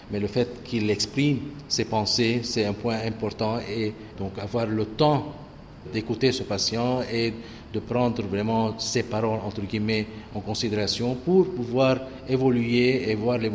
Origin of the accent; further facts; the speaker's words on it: Lebanon; Oui, {S0} je suis libanais.